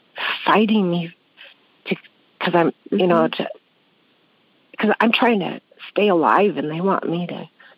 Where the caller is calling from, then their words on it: Blaine, Washington, United States; Blaine, Washington, Washington State.